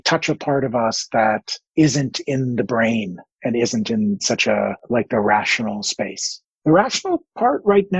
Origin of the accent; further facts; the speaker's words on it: Toronto, Ontario, Canada; I come from Toronto.